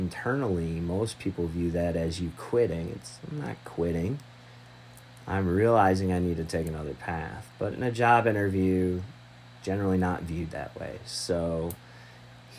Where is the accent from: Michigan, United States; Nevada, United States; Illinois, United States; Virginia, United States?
Michigan, United States; moved away; also born or lived in Texas; I'm from Michigan originally, born in Texas, raised in Michigan